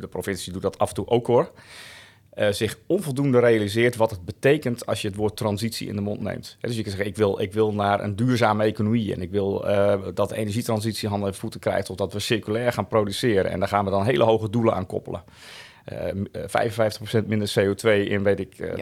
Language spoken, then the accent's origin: Dutch; Woudsend, Friesland, Netherlands; also born or lived in Delft; now in Laag Zuthem, Netherlands; ouders komen uit Friesland. Mijn vader heeft, eh, in Delft gestudeerd. Daarom ben ik in Delft, eh, geboren. Maar uiteindelijk zijn ze vrij snel weer teruggegaan naar Friesland